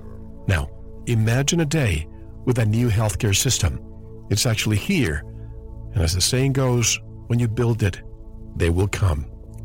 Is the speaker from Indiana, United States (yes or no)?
no; Arizona, United States; from my home state of Arizona